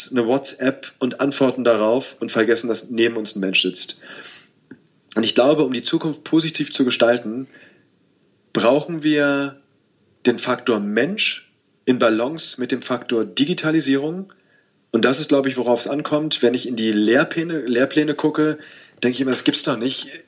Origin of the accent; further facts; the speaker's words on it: Berlin, Germany; ich bin ähm, in Berlin aufgewachsen, in Spandau, im Westteil von Berlin. Äh, wir haben 500 Meter von der Mauer gewohnt ähm, meine Familie war geteilt.